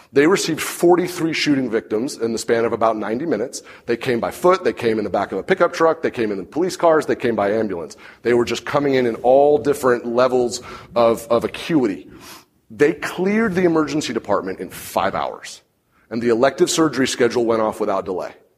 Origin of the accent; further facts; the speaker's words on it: Santa Rosa, California, United States; It's where I grew up.